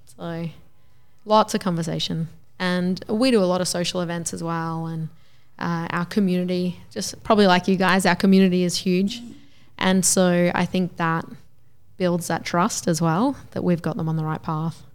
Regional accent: Gympie, Queensland, Australia; also born or lived in Toowoomba; I grew up in Gympie and then we moved away to Toowoomba for twelve years.

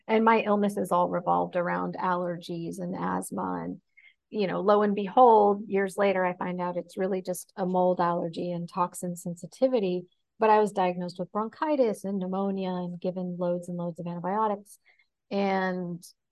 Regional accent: Oregon, United States; I grew up in Oregon. So part of it was coming back to Oregon. I felt comfortable living here.

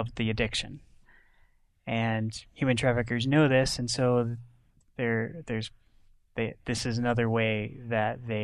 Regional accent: Northwestern Pennsylvania, United States; I'm also from Pennsylvania, Northwestern Pennsylvania

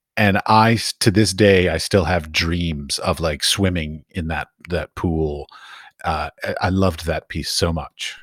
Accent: Arlington, Virginia, United States; moved away as an adult; also born or lived in Middle East; now in Europe; When I grew up in Arlington, Virginia, just outside of D C

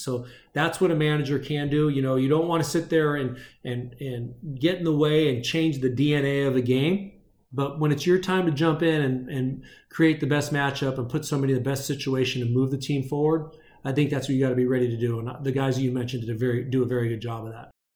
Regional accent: San Fernando Valley, Southern California, United States; now in Arizona, United States; was born and raised in the San Fernando Valley in Southern California and now lives in Arizona.

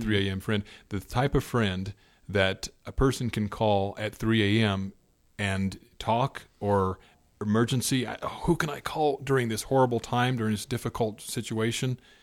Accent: Indiana, United States; growing up in Indiana, where I'm from

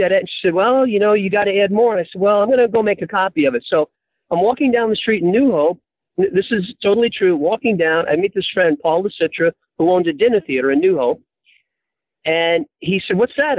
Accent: New York City, New York, United States; now in California, United States; I was born and raised in New York City in Hell's Kitchen uh, on the west side.

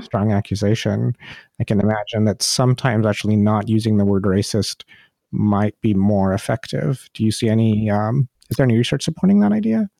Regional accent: India; I'm from India

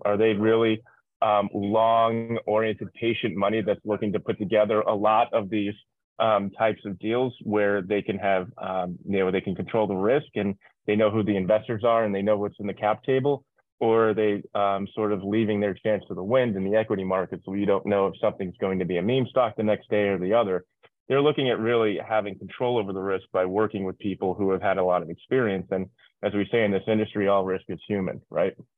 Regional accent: New York, United States; moved away as an adult; also born or lived in Irvine; now in Miami, United States; I'm originally from New York. I live in Miami right now

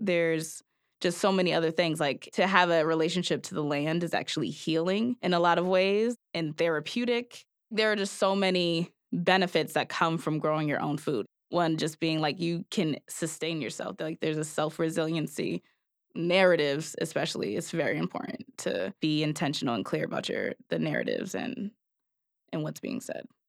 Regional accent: New Haven, Connecticut, United States; both being Black, young, born and raised in New Haven

